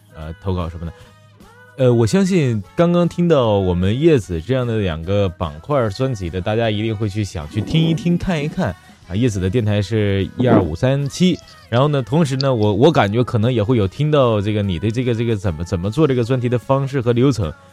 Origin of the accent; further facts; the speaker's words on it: Northeast China, China; 尤其是你是俺们东北人。